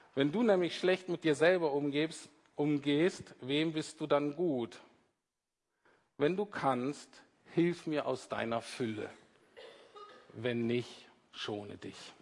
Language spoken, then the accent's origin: German; Germany; Wir Deutschen